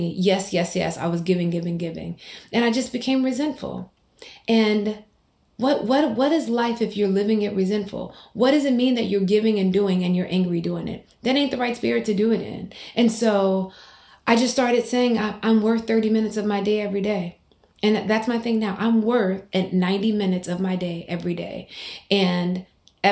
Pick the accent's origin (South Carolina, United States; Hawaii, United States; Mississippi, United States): Mississippi, United States; a Black woman growing up in Mississippi